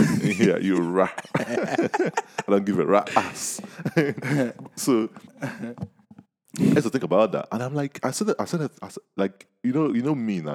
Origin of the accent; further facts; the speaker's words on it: Nigeria; we are Nigerians